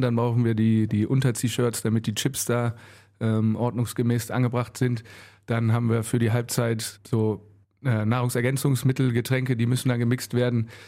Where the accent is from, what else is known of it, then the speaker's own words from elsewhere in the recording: Mettmann, North Rhine-Westphalia, Germany; also born or lived in Solingen; now in Wuppertal, Germany; bin dann in Mettmann groß geworden.